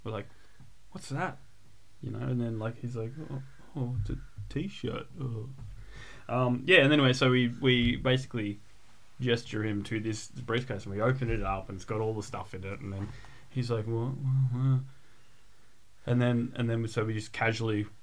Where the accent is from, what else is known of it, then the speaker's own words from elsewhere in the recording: Bowen Mountain, New South Wales, Australia; I grew up in Whoop Whoop, in the middle of nowhere